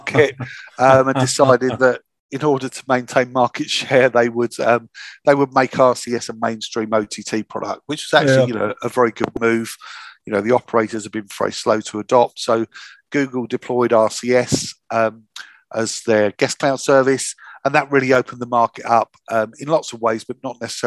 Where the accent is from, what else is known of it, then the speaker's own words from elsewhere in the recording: Hastings, South East England, United Kingdom; I'm from the south of England. I'm from Hastings, the Battle of Hastings